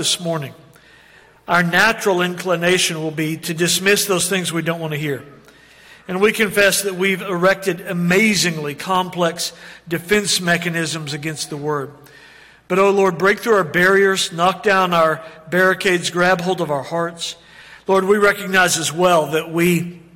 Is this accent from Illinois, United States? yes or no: no; Oklahoma City, Oklahoma, United States; moved away; growing up in Oklahoma City and living there a portion of our life